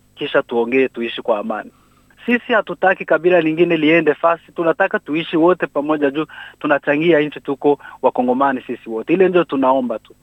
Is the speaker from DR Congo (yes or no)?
yes; South Kivu, DR Congo; now in New South Wales, Australia